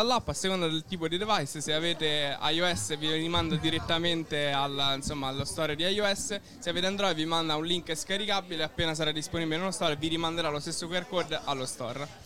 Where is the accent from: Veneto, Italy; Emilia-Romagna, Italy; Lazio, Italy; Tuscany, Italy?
Lazio, Italy; Rome; noi siamo di Roma